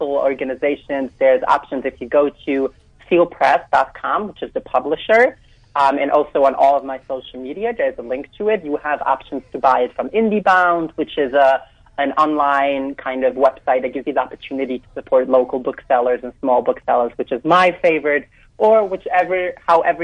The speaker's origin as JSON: {"language": "English", "town": "New York City", "region": "New York", "country": "United States", "tie": "born or raised there", "said": "I grew up in Williamsburg in Brooklyn."}